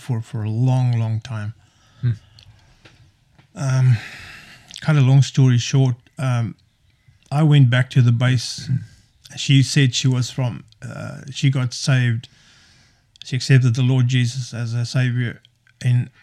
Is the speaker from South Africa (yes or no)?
yes; South Africa; played rugby, obviously, being South African, playing rugby